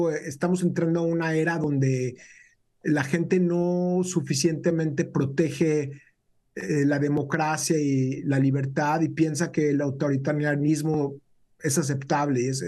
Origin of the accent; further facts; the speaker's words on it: Mexico; now in United States; Yo vine de México, era algo que yo no tomaba por cierto, pero en Estados Unidos toda mi vida acá lo hemos tomado por un hecho